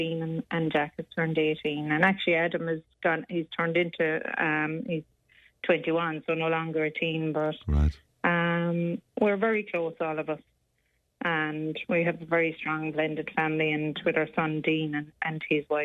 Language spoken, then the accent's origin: English; Ireland; we're Irish